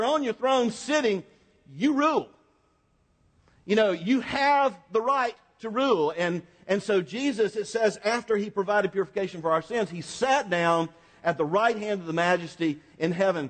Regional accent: Florida, United States; I'm from Florida

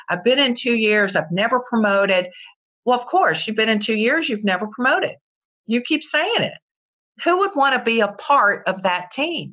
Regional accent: Virginia, United States; I'm from Virginia

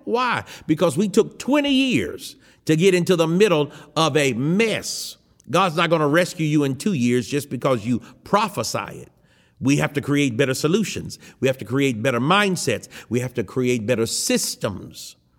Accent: United States; I am an American

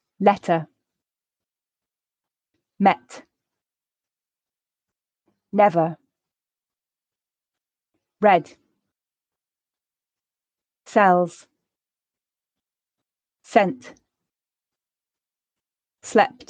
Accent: the north of England, United Kingdom; in my accent, since I'm from the north of England, I also use a for grass, last, laugh

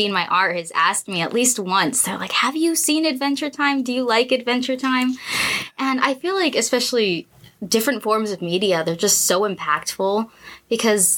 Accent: La Puente, California, United States; I was born and raised in La Puente. I have lived there my entire life.

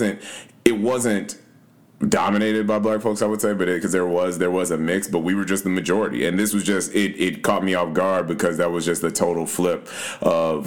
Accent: Louisville, Kentucky, United States; moved away; I grew up in Louisville and went to school there.

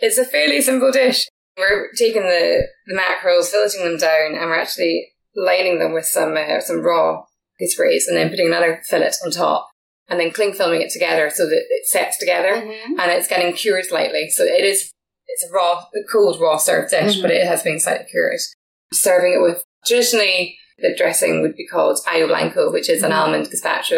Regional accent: Scotland, United Kingdom

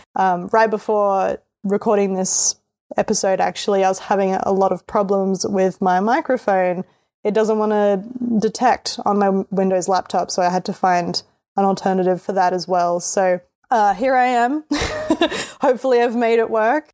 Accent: Australia; accent: Australian; I'm Australian, so that's why my voice sounds the way that it does.

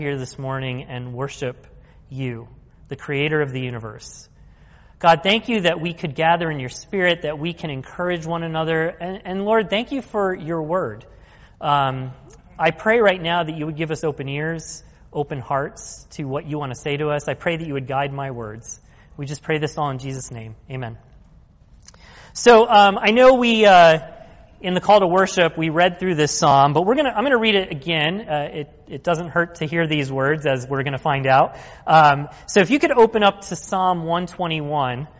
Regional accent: Philadelphia, Pennsylvania, United States; we're from Philly

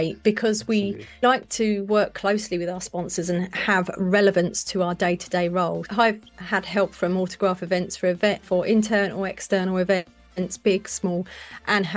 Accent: Brighton, South East England, United Kingdom; Brighton is my hometown down on the coast

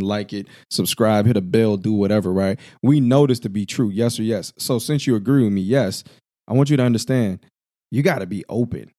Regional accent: Illinois, United States; I'm from the Midwest, Illinois to be exact

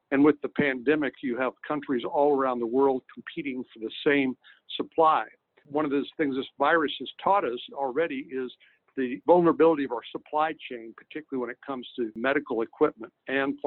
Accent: San Antonio, Texas, United States; my hometown of San Antonio

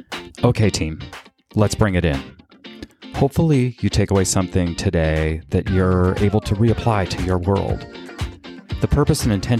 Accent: Canada; I was born and raised in Canada, and the French translation for team there is équipe.

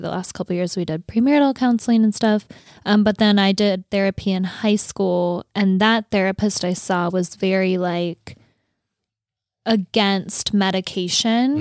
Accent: North Dakota, United States; moved away; I grew up in North Dakota

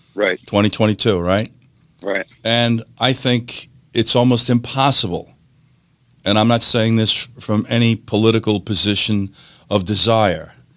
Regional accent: New York, United States; moved away; New York, place I was born and raised

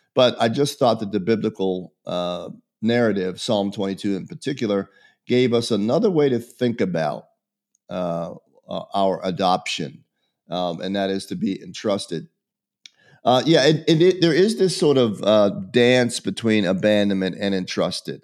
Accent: Pittsburgh, Pennsylvania, United States; I was born in Pittsburgh, Pennsylvania in a foundling home

